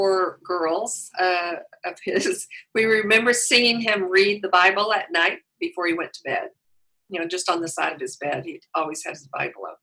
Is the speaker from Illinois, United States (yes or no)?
no; Wichita Falls, Texas, United States; moved away as an adult; also born or lived in Los Angeles area, California / Kansas; now in Claremont, United States; I grew up in Wichita Falls, Texas